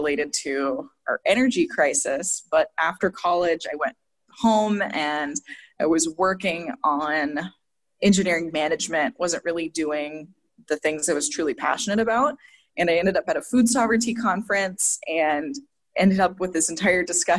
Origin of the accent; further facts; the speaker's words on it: Northwest Montana, United States; moved away; I'm Blackfeet from Northwest Montana, grew up both on and off the reservation